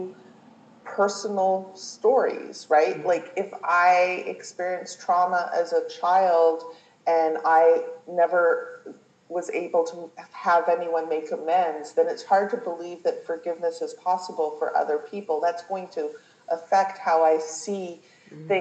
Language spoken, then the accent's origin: English; Canada; now in United States; so I am a Canadian, and I live in America.